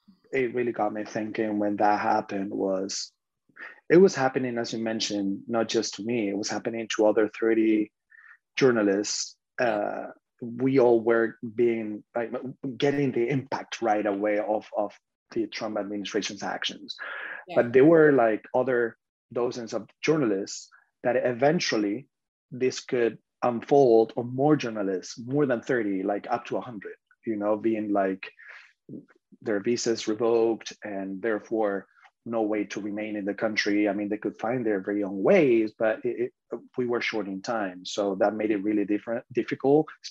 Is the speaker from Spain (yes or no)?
yes; Spain; moved away as an adult; now in United States; I'm from Spain